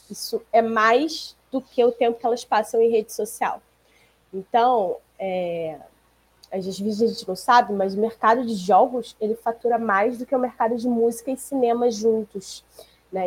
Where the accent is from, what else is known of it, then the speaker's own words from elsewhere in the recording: Rio de Janeiro, Brazil; a gente é do Rio